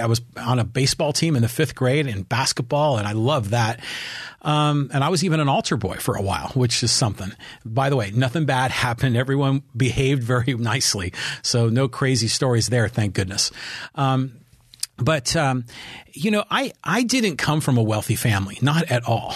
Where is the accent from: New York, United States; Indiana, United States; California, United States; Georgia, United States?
California, United States; San Francisco; also born or lived in Burlingame / San Diego; we're from San Francisco